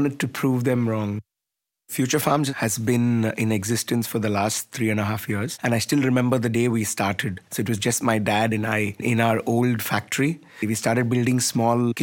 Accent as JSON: {"language": "English", "town": "Chennai", "region": "Tamil Nadu", "country": "India", "said": "I'm from Chennai, India."}